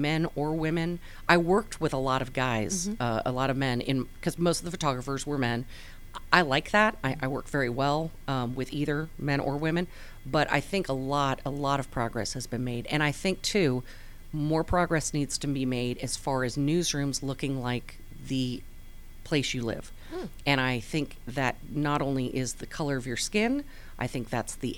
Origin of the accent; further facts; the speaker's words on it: Southern California, United States; moved away as an adult; also born or lived in Pocatello, Idaho; I grew up in Southern California